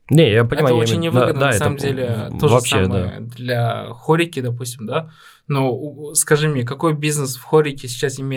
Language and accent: Russian; Tashkent, Uzbekistan; даже несмотря на то, что мы вот мы росли в Ташкенте